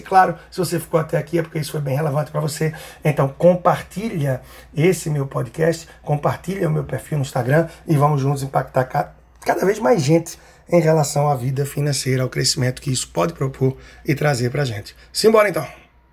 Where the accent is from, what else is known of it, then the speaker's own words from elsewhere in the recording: Recife, Pernambuco, Brazil; Recife, minha terra natal, onde eu estou aqui.